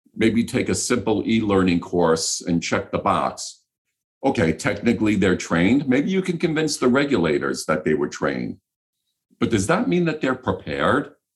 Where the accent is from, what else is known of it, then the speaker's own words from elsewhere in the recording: New York City, New York, United States; I grew up in New York City